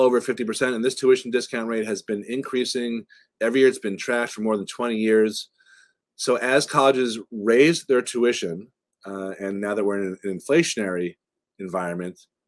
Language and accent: English; right outside of Boston, Massachusetts, United States; I grew up right outside of Boston